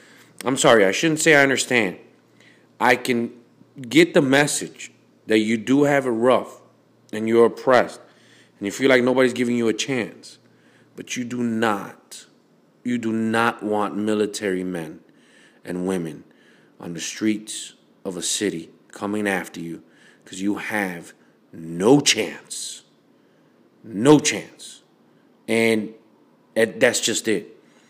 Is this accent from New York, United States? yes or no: no; Chicago, Illinois, United States; I grew up in Humboldt Park.